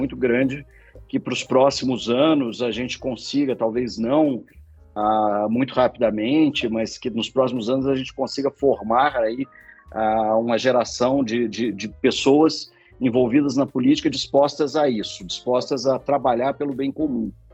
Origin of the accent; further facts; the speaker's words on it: Minas Gerais, Brazil; now in São Paulo, Brazil; eu sou mineiro